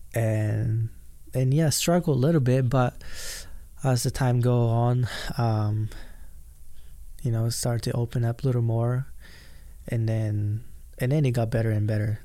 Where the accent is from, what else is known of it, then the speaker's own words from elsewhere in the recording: Japan; English is a second language; now in United States; because I grew up in Japan